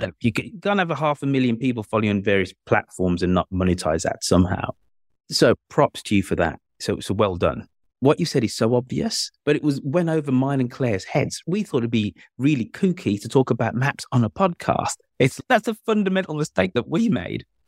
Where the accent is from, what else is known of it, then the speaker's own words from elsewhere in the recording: Birmingham, West Midlands, United Kingdom; moved away; my hometown of Birmingham